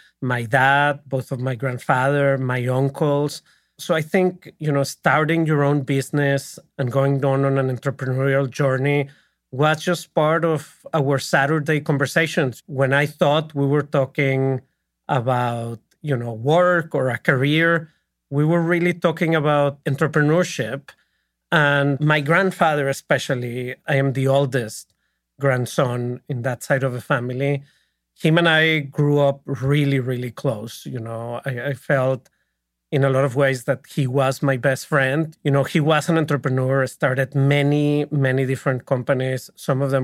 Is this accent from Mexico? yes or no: yes; Monterrey, Nuevo León, Mexico; moved away as an adult; also born or lived in New York City; now in United States; I was born in Monterrey.